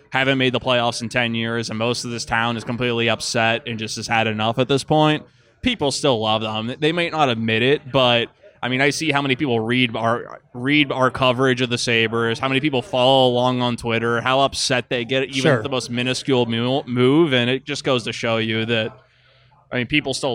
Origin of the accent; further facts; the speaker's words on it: Pittsburgh, Pennsylvania, United States; now in Buffalo, United States; Yeah, or I came from Pittsburgh and that's the exact same.